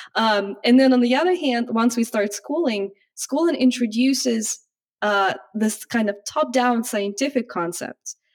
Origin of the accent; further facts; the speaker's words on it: Russia; also born or lived in United States; now in Japan; originally I'm from Russia